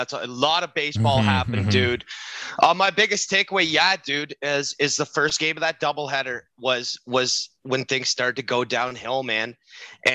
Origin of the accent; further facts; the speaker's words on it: near Madoc, Ontario, Canada; accent: Letterkenny-like rural Ontario; I'm not north of 7